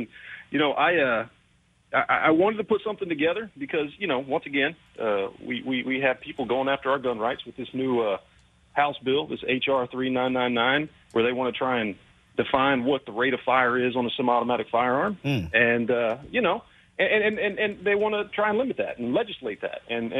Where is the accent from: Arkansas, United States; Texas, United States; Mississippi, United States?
Texas, United States; Dallas; now in Brownsville, United States; I'm just a guy from Texas, down in Brownsville right now, born and raised in Dallas.